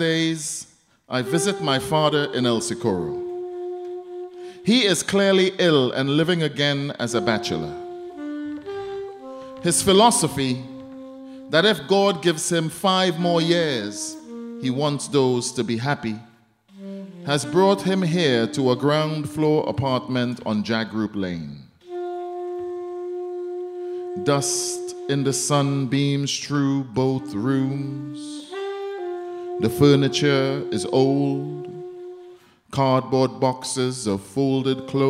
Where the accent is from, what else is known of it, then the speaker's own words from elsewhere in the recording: Trinidad & Tobago; I'm from Trinidad